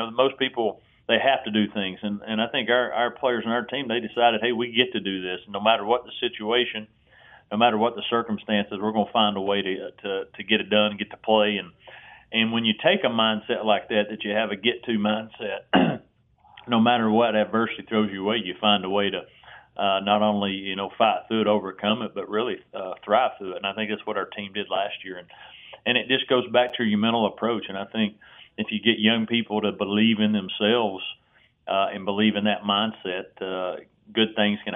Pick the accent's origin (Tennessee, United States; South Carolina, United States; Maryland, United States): Tennessee, United States; I grew up in Tennessee